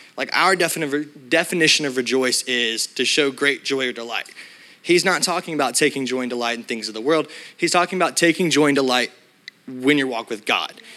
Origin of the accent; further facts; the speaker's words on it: Alabama, United States; I'm from Alabama